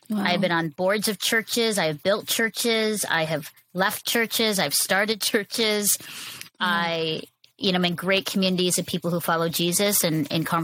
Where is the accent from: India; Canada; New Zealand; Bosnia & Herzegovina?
Canada; my own experience of growing up in Canada as a brown Filipino woman.